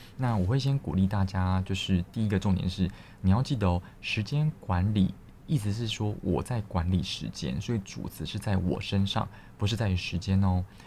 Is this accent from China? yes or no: no; Taiwan; 我们是台湾的教育是比较填鸭的